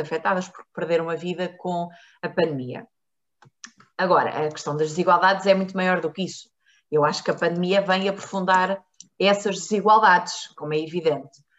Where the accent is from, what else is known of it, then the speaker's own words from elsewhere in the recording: Marinha Grande, Leiria District, Portugal; eu nasci na Marinha Grande